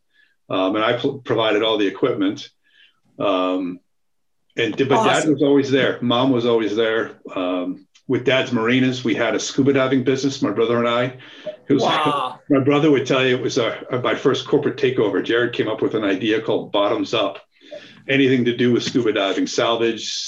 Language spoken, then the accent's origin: English; Barrington, Rhode Island, United States; I was born and raised in Rhode Island, a little town called Barrington.